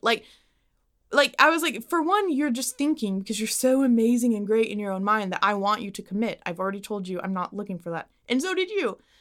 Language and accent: English; Dallas, Texas, United States; I'm born and raised in Dallas